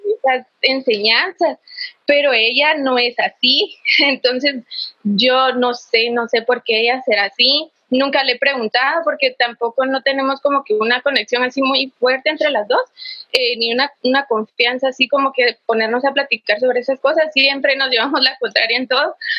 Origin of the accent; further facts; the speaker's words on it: Quetzaltenango, Guatemala; soy de Shela